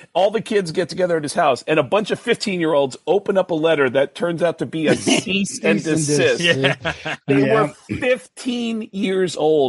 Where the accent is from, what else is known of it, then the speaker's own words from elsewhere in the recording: New York, United States; As a kid growing up in New York in the 70s.